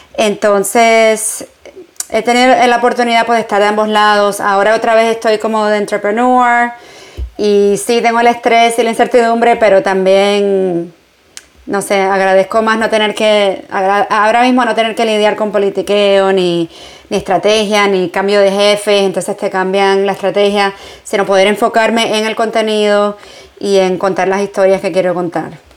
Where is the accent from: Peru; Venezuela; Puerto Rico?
Puerto Rico; moved away as an adult; also born or lived in New York, United States; now in Barcelona, Spain; yo no crecí en Estados Unidos, crecí en Puerto Rico